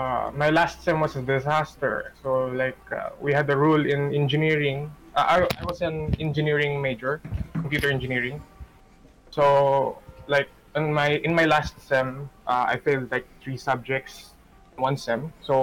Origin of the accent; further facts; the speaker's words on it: Oman; So, ayun, I grew up in Oman, same as Rayan. I've been there for 16 years